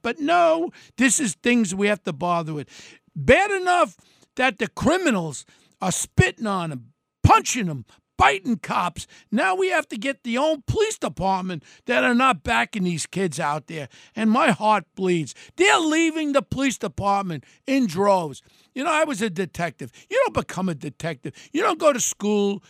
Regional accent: United States; I'm an American my whole life

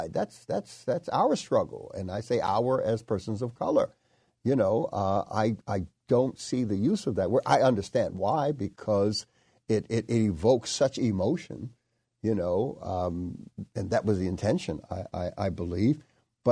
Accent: United States; I'm coming in as an American

